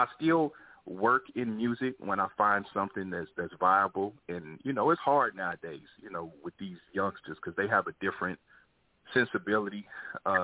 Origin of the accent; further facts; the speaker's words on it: Kansas City, Missouri, United States; moved away as an adult; now in Los Angeles, United States; I moved to Los Angeles, because I'm originally from Kansas City, Missouri, so I moved to L.A. like 20 years ago